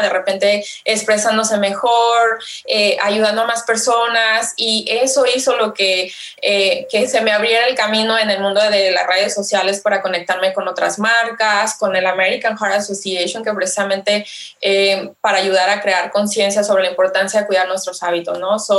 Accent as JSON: {"language": "Spanish", "country": "Mexico", "said": "como buena mexicana, eh, buena latina"}